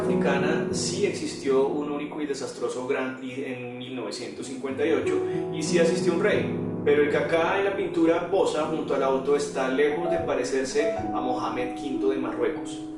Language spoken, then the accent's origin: Spanish; Colombia; como colombiano